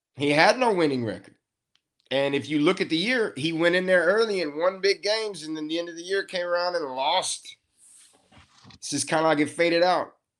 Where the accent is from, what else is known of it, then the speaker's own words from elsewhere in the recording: West Texas, United States; I'm from West Texas